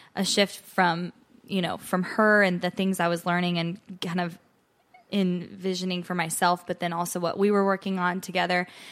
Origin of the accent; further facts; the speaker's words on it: Ogallala, Nebraska, United States; moved away as an adult; now in Nashville, United States; I am originally from Ogallala, Nebraska